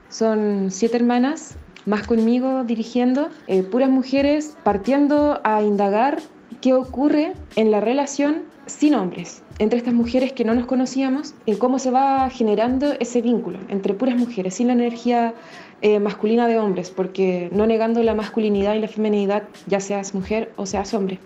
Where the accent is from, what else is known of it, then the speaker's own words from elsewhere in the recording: La Serena, Coquimbo, Chile; also born or lived in Valparaíso, Chile / Mendoza, Argentina / Montevideo, Uruguay; soy de La Serena